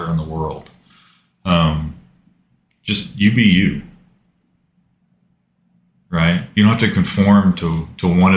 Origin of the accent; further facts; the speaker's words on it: United States; I grew up in Dell City. Lived there up until my wife and I got married when I was 20.